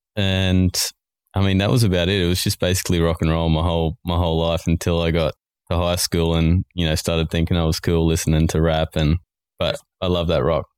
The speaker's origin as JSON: {"language": "English", "country": "Australia"}